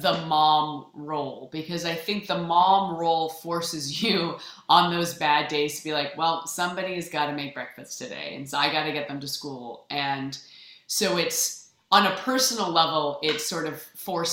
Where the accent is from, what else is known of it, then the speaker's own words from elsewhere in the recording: Canada; I'm also Canadian